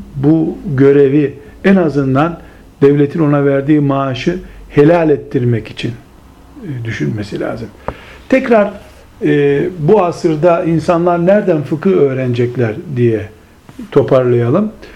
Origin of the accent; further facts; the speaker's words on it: Turkey; bizim memleketimiz, Türkiye'mizi kastederek söylüyorum